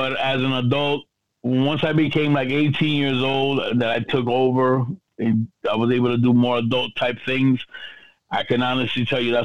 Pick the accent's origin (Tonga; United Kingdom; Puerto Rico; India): Puerto Rico; now in New York City, United States; I'm prideful and privileged not only as a Boricua, but also as a New York City resident, and also I'm an island boy, but a New York City resident